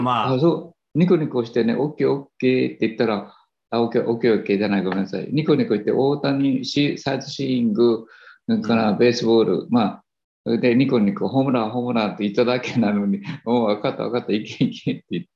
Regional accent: Japan; 私たち日本人

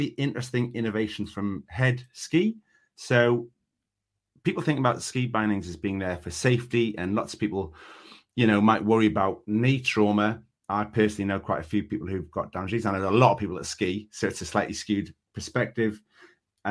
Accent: the north of England, United Kingdom; I'm Northern

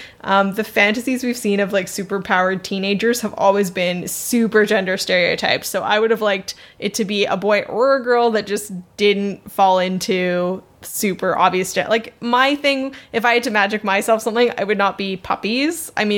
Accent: Canada; Yeah, I'm a Canadian, so I just magic myself no snow.

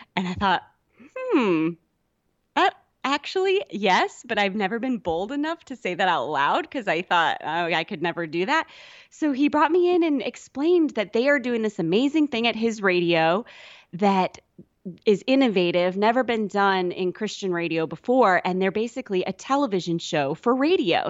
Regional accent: Sioux City, Iowa, United States; moved away; I grew up in Iowa in, uh, kind of not on a farm or anything

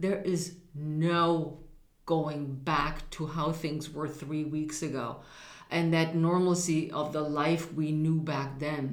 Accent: Germany; now in United States; I was raised in Germany where an underlying racial bias around people of color existed.

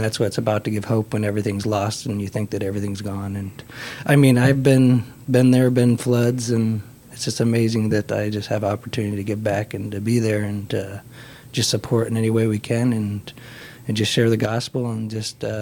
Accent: Council Bluffs, Iowa, United States; Hi, I'm from Council Bluffs

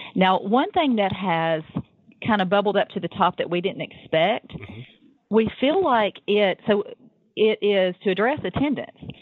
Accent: the South, United States; I am from the South

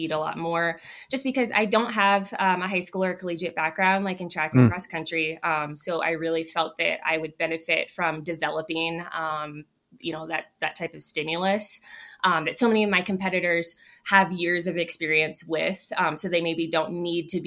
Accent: San Diego, California, United States; moved away; I'm born and raised in San Diego

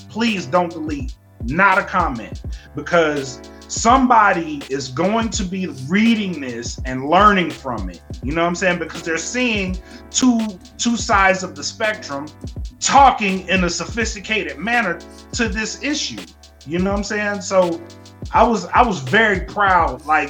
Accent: United States; being born here almost doesn't seem like it matters, because we're born in America, we are American, and why aren't we treated like that all the time?

